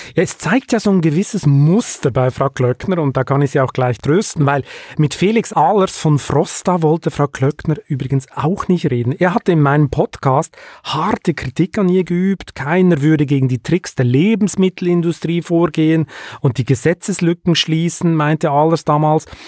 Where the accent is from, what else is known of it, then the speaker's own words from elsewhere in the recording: Switzerland; also born or lived in Hamburg; Ich bin erst seit drei, mit drei Jahren dann in der Schweiz aufgewachsen